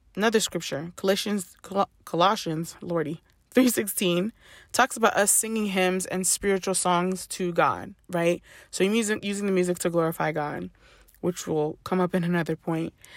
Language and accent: English; Ghana; I grew up Ghanaian. I am Ghanaian through and through